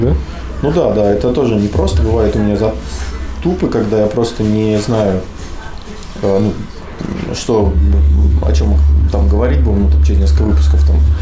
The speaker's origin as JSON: {"language": "Russian", "town": "Kursk", "region": "Kursk Oblast", "country": "Russia", "said": "мы типа вот из Курска"}